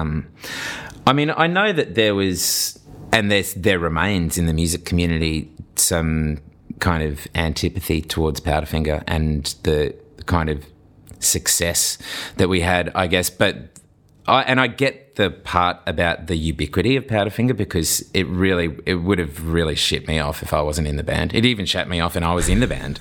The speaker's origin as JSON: {"language": "English", "town": "Brisbane", "region": "Queensland", "country": "Australia", "tie": "born or raised there", "said": "I lived in Toowoong, I grew up in Toowoong"}